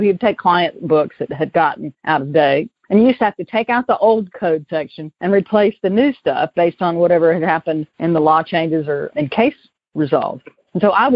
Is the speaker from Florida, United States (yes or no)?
no; Greenville, South Carolina, United States; accent: Southern; moved away as an adult; also born or lived in Hickory / Nashville, Tennessee / Atlanta; now in California, United States; I was a nerdy seventh grader growing up in public schools in Greenville, South Carolina, which you can probably already tell is I'm from the South originally.